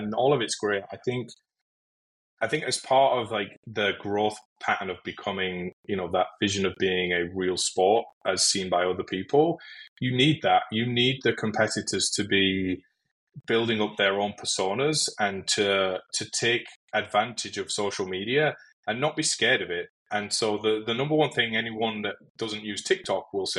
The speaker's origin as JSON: {"language": "English", "country": "United Kingdom", "moved": "as an adult", "lives_now": "United States", "said": "to me as a Brit when I first moved to the US"}